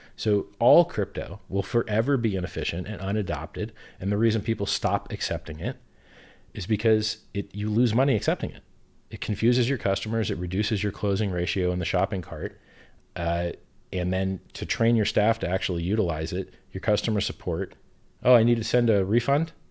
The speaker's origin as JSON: {"language": "English", "country": "United States", "tie": "born or raised there", "said": "where I grew up in America"}